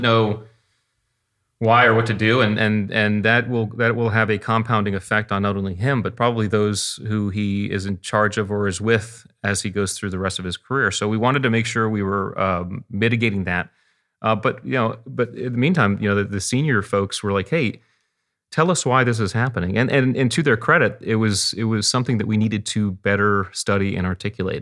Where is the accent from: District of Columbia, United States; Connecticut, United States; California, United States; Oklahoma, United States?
Connecticut, United States; we grew up in Connecticut on the beach, and I was a water rat.